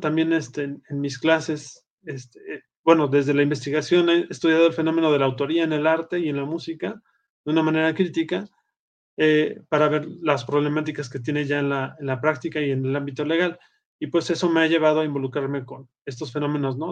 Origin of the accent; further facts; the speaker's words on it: Puebla, Mexico; moved away as an adult; now in Aguascalientes, Mexico; vivo en Aguascalientes, México, este, aunque soy originario de Puebla